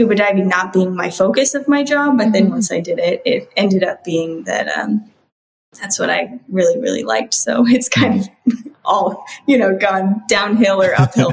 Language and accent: English; Midwest, United States; also born or lived in Indiana / Iowa / Minnesota; now in Florida, United States; I'm from the Midwest. Okay. I have spent time in a lot of different areas of the Midwest. So I've been in Indiana, I've been in Iowa, I've been in Minnesota, and now I'm in Florida.